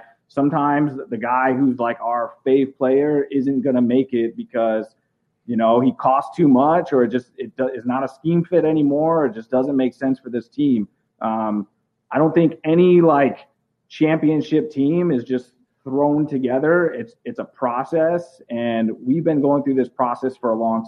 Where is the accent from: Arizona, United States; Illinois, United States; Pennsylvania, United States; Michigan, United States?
Arizona, United States; Chandler; moved away as an adult; now in Chicago, United States; I'm from Chandler